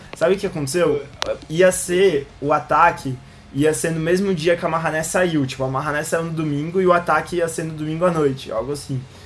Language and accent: Portuguese; Brazil; Porque a gente é brasileiro